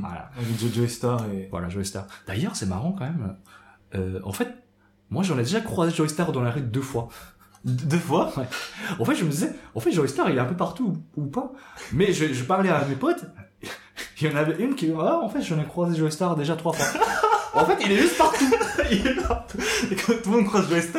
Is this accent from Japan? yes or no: yes; Japan; now in France; ce que j'ai su en grandissant, même au Japon